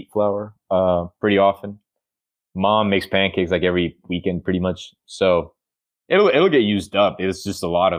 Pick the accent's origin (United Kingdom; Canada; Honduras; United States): Honduras; moved away; growing up in Honduras